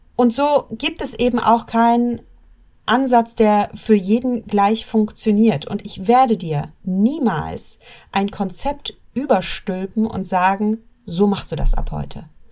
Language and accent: German; Germany; wir Deutschen